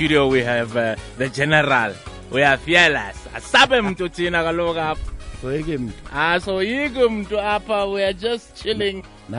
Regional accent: Johannesburg, Gauteng, South Africa; I grew up in Pimville, there's a golf course in Pimville.

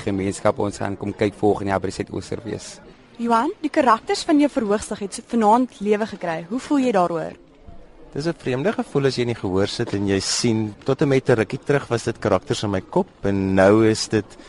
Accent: Malmesbury, Western Cape, South Africa; Ek is van Mamasbury

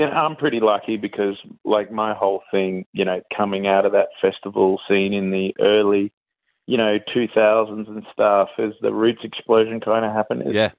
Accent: Melbourne, Victoria, Australia; also born or lived in Mullumbimby, New South Wales; now in Mullumbimby area, Australia; I'm from Melbourne originally.

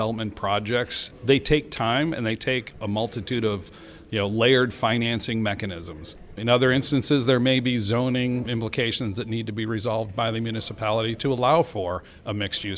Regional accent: Detroit, Michigan, United States; I grew up in the Detroit metro area

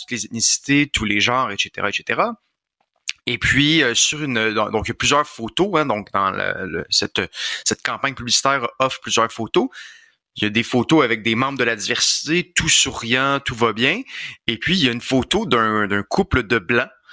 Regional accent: Quebec, Canada; Je suis un Québécois, je suis un francophone

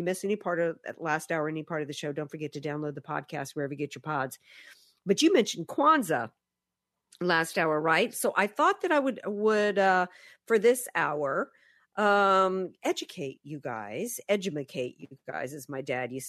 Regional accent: the South, United States; I'm a Southerner

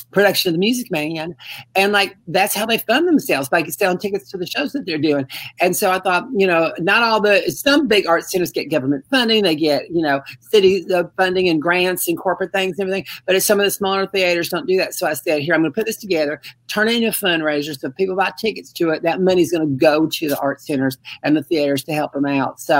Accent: Mobile, Alabama, United States; I'm from Mobile, Alabama. I'm just a country girl down here

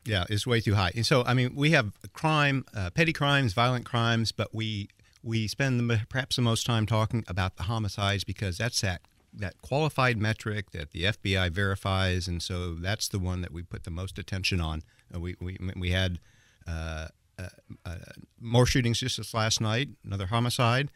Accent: Indianapolis, Indiana, United States; my hometown. And it is my hometown. I mean, this is where I was born

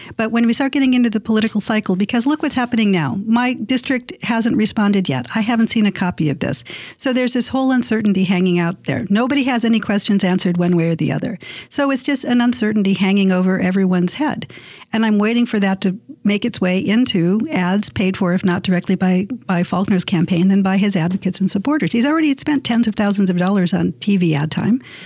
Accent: San Diego, California, United States; born or raised there

